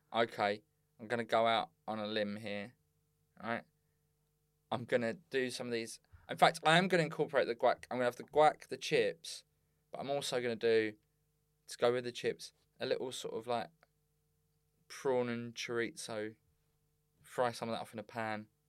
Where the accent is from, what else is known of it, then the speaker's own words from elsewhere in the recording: Bexleyheath, London, United Kingdom; I was from Bexley Heath